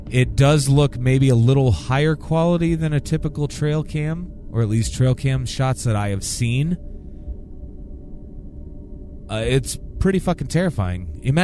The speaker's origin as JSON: {"language": "English", "region": "New Jersey", "country": "United States", "tie": "born or raised there", "said": "Growing up in New Jersey, I was fascinated by the Jersey Devil and even know people who claimed to have seen him."}